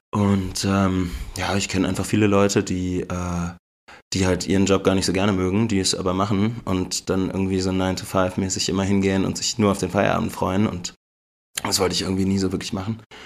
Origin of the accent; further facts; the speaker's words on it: Berlin, Germany; moved away as an adult; also born or lived in Ludwigsburg; now in Memmingen, Germany; Ich komme eigentlich aus Berlin, mhm. bin da geboren und aufgewachsen